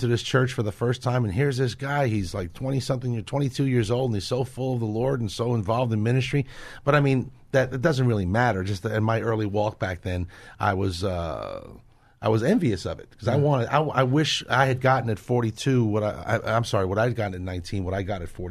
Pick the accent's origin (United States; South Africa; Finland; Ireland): United States; Northeast; where I grew up in the Northeast